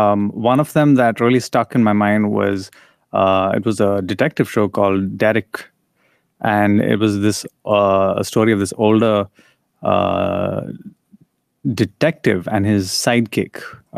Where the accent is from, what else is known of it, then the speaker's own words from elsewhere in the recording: India; even though we grew up in India, reading and experiencing a lot of the Western media